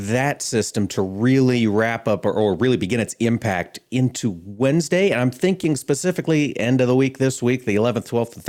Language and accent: English; Winterset, Iowa, United States; my hometown of Winterset, Iowa.